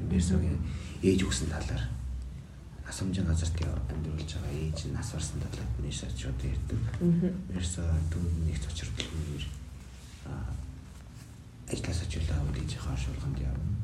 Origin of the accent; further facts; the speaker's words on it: Mongolia; би бол Монгол улсын иргэн 21 настай байдаг нэг оюутан залуу байгаа.